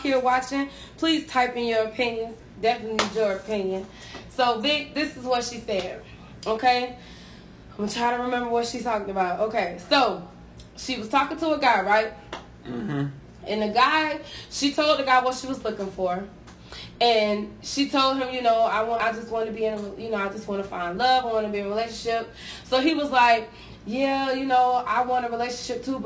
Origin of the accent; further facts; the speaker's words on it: New York, United States; I'm from New York